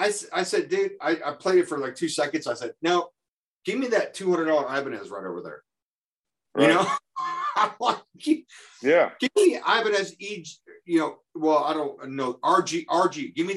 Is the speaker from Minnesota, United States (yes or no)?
no; Indiana, United States; I'm from Indiana.